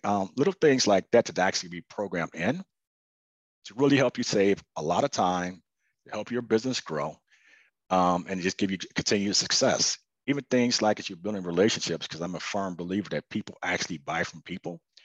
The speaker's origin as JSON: {"language": "English", "town": "Chicago", "region": "Illinois", "country": "United States", "moved": "yes", "said": "I was originally from Chicago"}